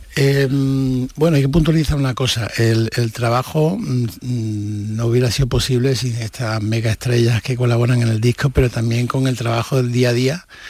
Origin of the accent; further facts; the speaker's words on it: Seville, Andalusia, Spain; siempre soy de Triana de la calle Betty